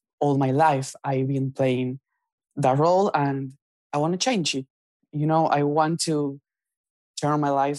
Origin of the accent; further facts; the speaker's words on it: Buenos Aires, Argentina; English is a second language; I am from Buenos Aires, Argentina.